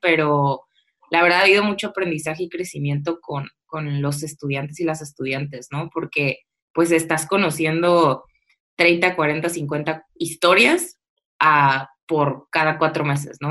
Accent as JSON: {"language": "Spanish", "town": "Tijuana", "region": "Baja California", "country": "Mexico", "also_born_or_lived": "Mexico City", "said": "regresarme a Tijuana, ¿no? De donde soy"}